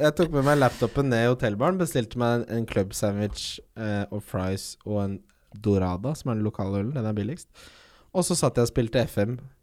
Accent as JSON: {"language": "Norwegian", "town": "Ski", "region": "Akershus", "country": "Norway", "tie": "born or raised there", "said": "jeg vokste opp i Ski"}